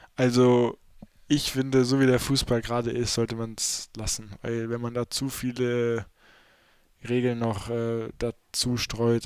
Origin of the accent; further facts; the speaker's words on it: North Hesse, Germany; accent: Hochdeutsch; wir in Nordhessen sprechen eigentlich so ho normales Hochdeutsch